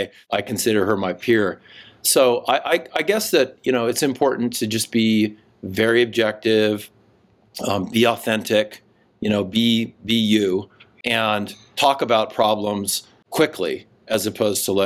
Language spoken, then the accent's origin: English; Seattle, Washington, United States; also born or lived in Tokyo / Sydney / Atlanta / Charlottesville; now in Idaho, United States; I grew up in Seattle